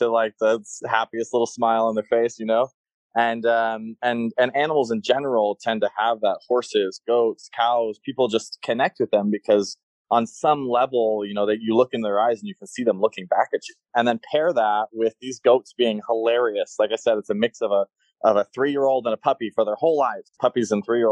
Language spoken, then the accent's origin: English; Florida, United States; now in Las Vegas, United States; I grew up in Florida, so I was surrounded by all the animals